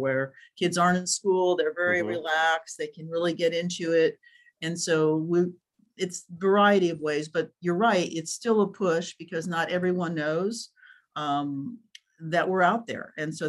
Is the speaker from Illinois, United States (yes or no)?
no; Dayton, Ohio, United States; now in Orange County, United States; I started playing when I was living in the Midwest. I think I might've been like 9, and I learned in a park in Ohio. Loved what part of Ohio? In Dayton.